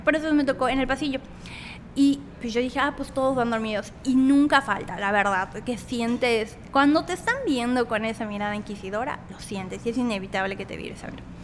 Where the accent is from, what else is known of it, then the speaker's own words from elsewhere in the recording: Tahmek, near Mérida, Yucatán, Mexico; now in Mérida, Mexico; soy de Tazmé, un municipio a 40 minutos de, Mérida. Eh, soy de ahí, pero actualmente vivo aquí en Mérida.